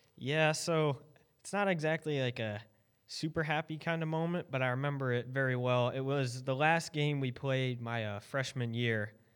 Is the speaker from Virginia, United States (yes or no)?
no; Indiana, United States; also born or lived in Maryland; I started skating after I moved to Indiana from Maryland